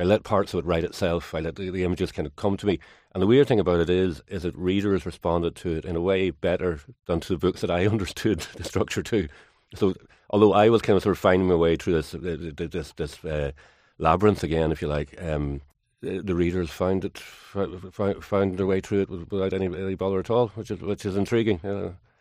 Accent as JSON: {"language": "English", "area": "Kilkeel, County Down", "region": "Northern Ireland", "country": "United Kingdom", "tie": "born or raised there", "said": "the time I grew up in Kilkeagan, County Down"}